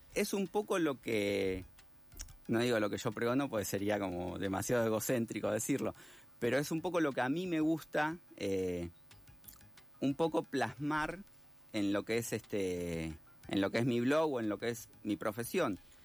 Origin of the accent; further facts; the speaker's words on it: Argentina; como somos los, los argentinos